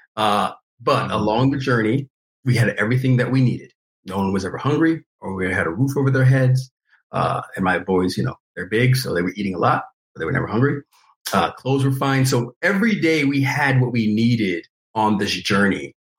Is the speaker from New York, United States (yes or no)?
yes; New York, United States; growing up in New York and enjoying you know hip hop, R and B, you know, gospel